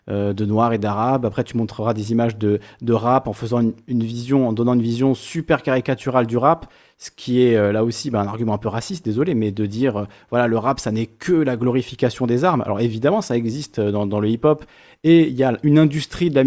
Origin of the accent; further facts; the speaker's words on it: Corsica, France; Quand je suis corse en Corse, ben, je n'y pense pas. Quand je suis corse sur le continent et qu'on me dit ah oui, ton nom est corse, alors t'es corse